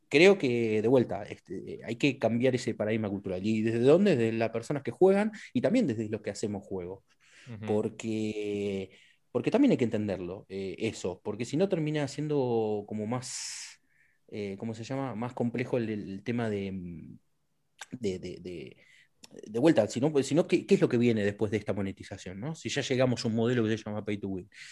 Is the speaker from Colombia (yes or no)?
no; Neuquén, Argentina; yo nací en Neuquén y, me, crié con, cercano muchas, a muchas comunidades mapuches